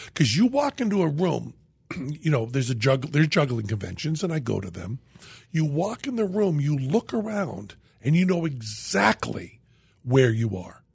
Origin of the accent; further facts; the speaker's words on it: Western Massachusetts, United States; moved away; I was from Western Massachusetts